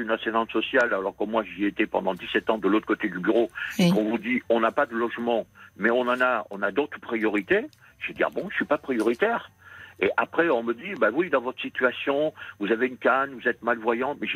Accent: Réunion, France; même si je suis né en France, euh, j'ai vécu à la Réunion pendant 18 ans.

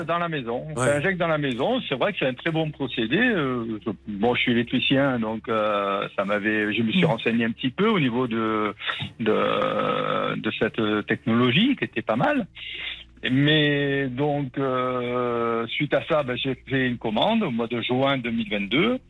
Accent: Sicily, Italy; now in Var, France; je suis originaire de la Sicile, du centre de la Sicile.

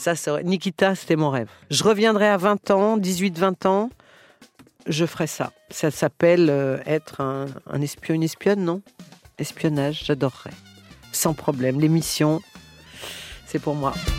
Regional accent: Lyon, Auvergne-Rhône-Alpes, France; je suis née euh, un jour à Lyon

